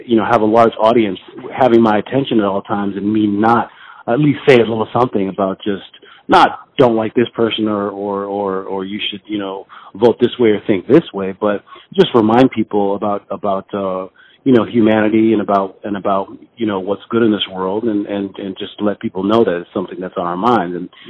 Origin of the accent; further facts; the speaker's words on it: New Haven, Connecticut, United States; also born or lived in London, United Kingdom; I mean, I was born in London, and I left there when I was about six, and I traveled with my mother, of course, and we traveled around a lot of places and finally settled in Connecticut when I was about 11.